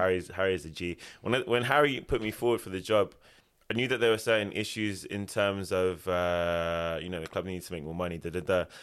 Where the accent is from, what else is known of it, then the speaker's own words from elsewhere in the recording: Ilford, London, United Kingdom; moved away as an adult; also born or lived in Japan; I am from Ilford, Essex.